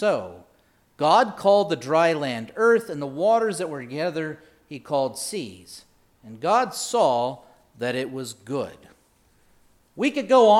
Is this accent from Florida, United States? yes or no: no; Indiana, United States; moved away as an adult; also born or lived in North Carolina / South Carolina / Wisconsin / Jerusalem; growing up in Indiana